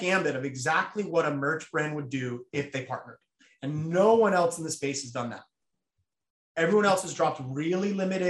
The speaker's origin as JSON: {"language": "English", "region": "New Jersey", "country": "United States", "tie": "born or raised there", "said": "I grew up in New Jersey"}